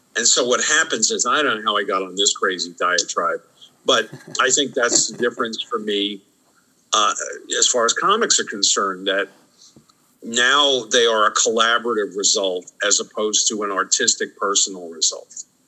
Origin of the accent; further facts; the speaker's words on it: New York City, New York, United States; I grew up in New York City